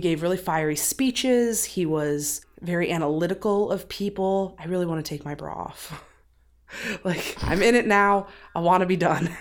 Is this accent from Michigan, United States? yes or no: yes; Benton Harbor, Michigan, United States; I'm from Benton Harbor, Michigan, and if you've never been there, it's kinda shitty, but also I love it